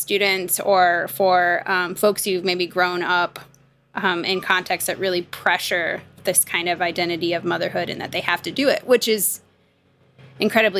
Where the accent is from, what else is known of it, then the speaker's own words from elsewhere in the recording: Midwest, United States; moved away; also born or lived in the South, United States; I grew up in the Midwest